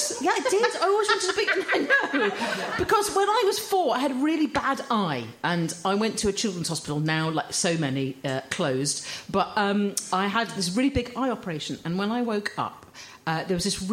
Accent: Croydon, London, United Kingdom; I was born in Croydon.

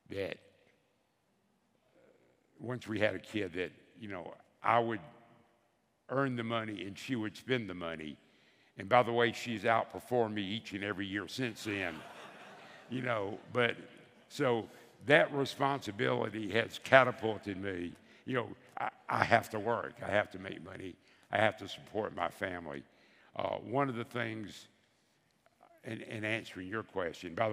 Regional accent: the South, United States; and so they picked somebody from every area of the country, and I was from the South.

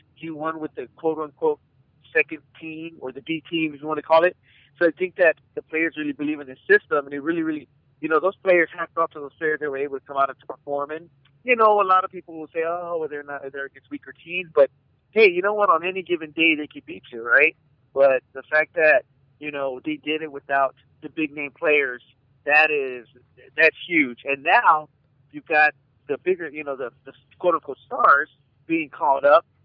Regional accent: Arizona, United States; I'm from Arizona

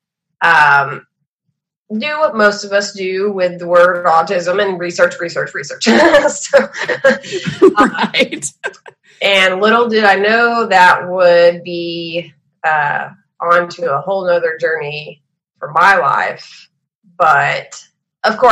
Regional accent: Texas, United States; I'm from Texas

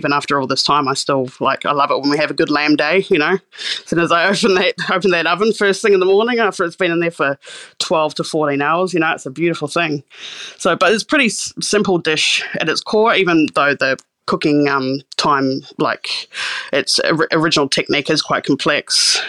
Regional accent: Christchurch, Canterbury, New Zealand; I grew up in Osatahi, which is Christchurch in Canterbury, New Zealand. Grew up on the beach there in New Brighton, probably a third or fourth generation New Brighton kid from out there.

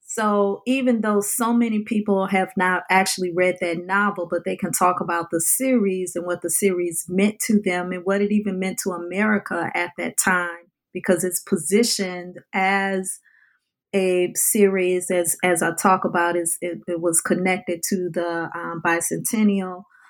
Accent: New Orleans, Louisiana, United States; I lived a life growing up in the New Orleans area

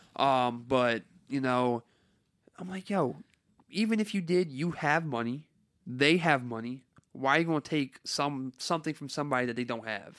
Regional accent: Carteret, New Jersey, United States; I grew up in Carteret, New Jersey

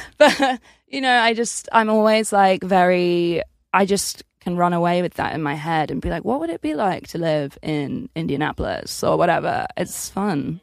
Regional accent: Essex, East of England, United Kingdom; I'm from Essex

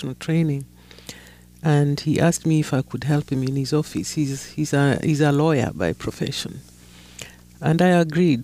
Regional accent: Kenya; I grew up in Kenya, not in South Sudan

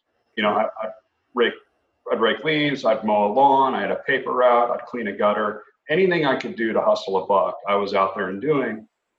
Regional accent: Indianapolis, Indiana, United States; I grew up in the Midwest in Indianapolis, Indiana

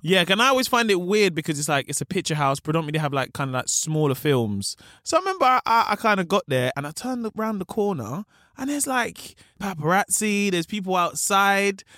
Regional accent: London, United Kingdom; also born or lived in Peckham; I grew up in Camberwell

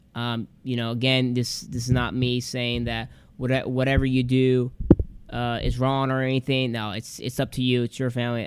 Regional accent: Michigan, United States; we lived in this little town in Michigan

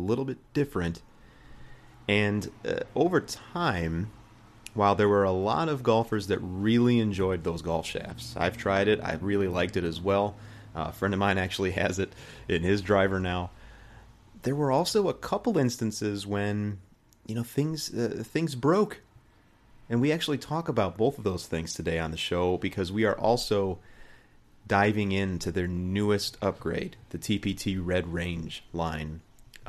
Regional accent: Illinois, United States; here in Illinois, you know, there are, and specifically my hometown

